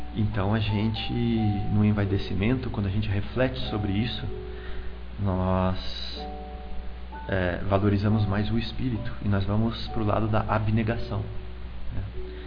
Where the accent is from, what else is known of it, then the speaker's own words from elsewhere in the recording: Americana, São Paulo, Brazil; eu era criança lá em Americana e lá a gente tem um sotaque bem típico